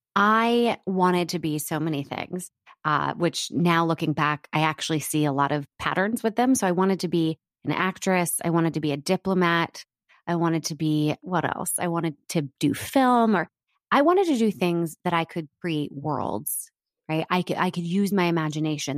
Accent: Washington, District of Columbia, United States; moved away as an adult; also born or lived in New York; now in Los Angeles, United States; I grew up in Washington, D C before that.

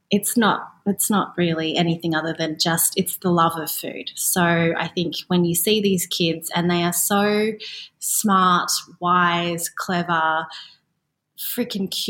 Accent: Australia; growing up in Australia, as I did in the 80s and the 90s

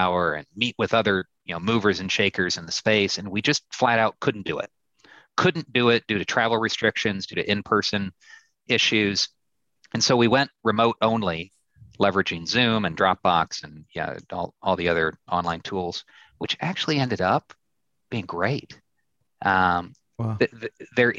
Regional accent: Illinois, United States; I'm from the Midwest. I'm from Illinois.

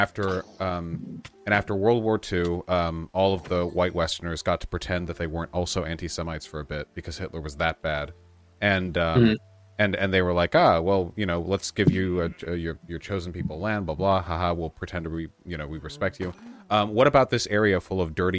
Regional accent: Beverly Hills, California, United States; I'm Jewish coded. I grew up in Beverly Hills

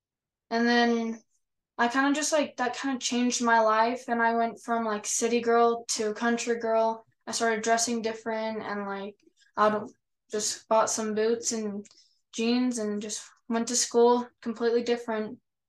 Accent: Orem, Utah, United States; I'm 15. I'm from Orem, Utah.

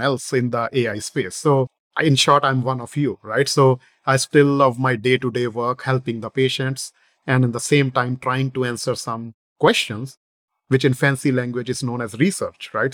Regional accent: northern India, India; moved away as an adult; now in United States; I was born in India, the northern portion of India, uh, in a businessman family.

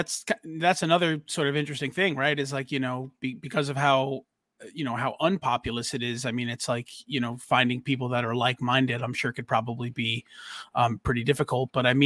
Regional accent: New York, United States; you know, Mikey and I were spoiled, you know, growing up near Manhattan where you could just take a train into the city

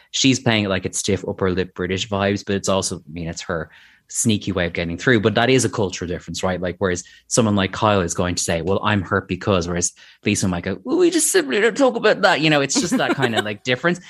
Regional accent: Ireland; as an Irish person

